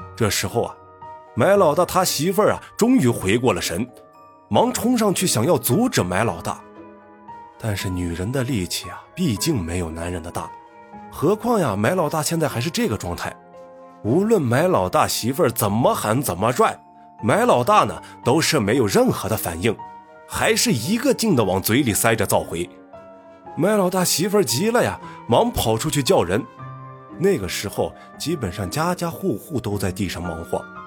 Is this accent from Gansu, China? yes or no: yes; Gansu, China; 我的老家。 甘肃一个四面环山的小县城里。因为老家地处偏僻，再加上信息闭塞，所以呢，造成了经济和文化呢，都相对比较落后